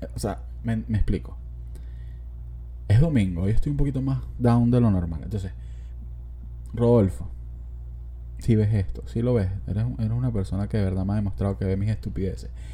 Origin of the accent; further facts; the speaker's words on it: Los Teques, Miranda, Venezuela; yo nací en Los Teques